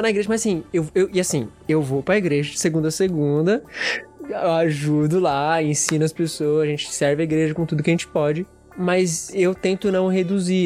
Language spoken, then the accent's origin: Portuguese; Brazil; eu sou brasileiro